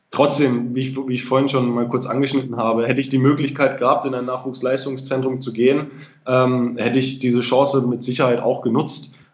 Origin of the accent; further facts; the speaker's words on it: Freiburg, Baden-Württemberg, Germany; auch wieder nach Freiburg in meine Heimat gezogen bin.